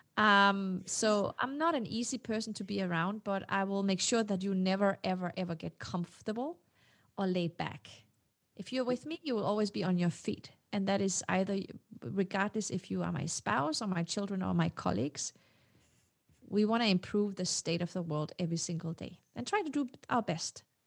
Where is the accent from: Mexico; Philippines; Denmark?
Denmark; English is a second language; also born or lived in Morocco; I was not born in Denmark. I was born in Morocco. So I got my citizenship when I was four. So, you know, I grew up understanding that I was not part of the elite